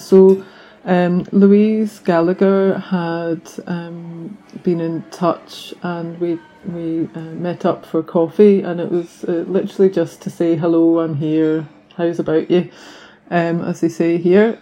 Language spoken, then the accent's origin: English; the Highlands, Scotland, United Kingdom; also born or lived in London; now in Bangor, United Kingdom; I'm originally from the Highlands in Scotland, um, but my parents are from Northern Ireland